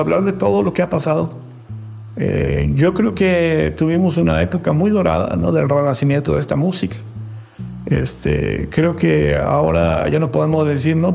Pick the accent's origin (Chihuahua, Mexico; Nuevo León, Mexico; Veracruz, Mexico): Veracruz, Mexico; Tlacotalpan; para mí haber nacido en Tlacotalpan es una bendición.